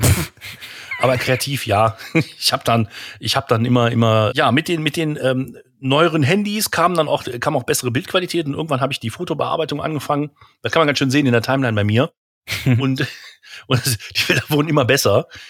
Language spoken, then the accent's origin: German; Krefeld, North Rhine-Westphalia, Germany; bei uns in Krefeld